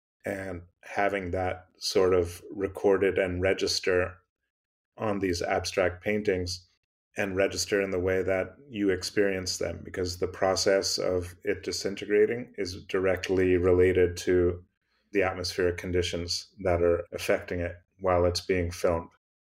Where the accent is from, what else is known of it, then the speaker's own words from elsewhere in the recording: Massachusetts, United States; maybe growing up in Western Massachusetts gave me a sort of affinity for outdoor space.